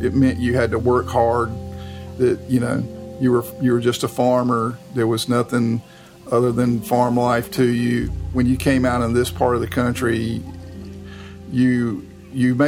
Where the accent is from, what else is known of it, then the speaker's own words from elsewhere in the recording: Raleigh, North Carolina, United States; I'm from Raleigh, and I went to school in Raleigh and grew up there